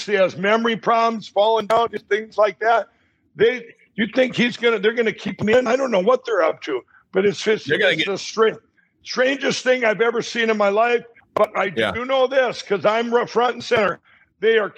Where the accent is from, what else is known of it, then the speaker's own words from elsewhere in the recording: Minnesota, United States; in my home state of Minnesota